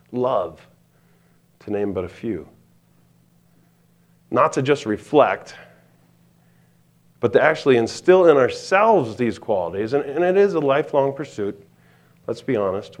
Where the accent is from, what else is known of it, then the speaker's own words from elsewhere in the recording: East Coast, United States; now in Montana, United States; I'm from the East Coast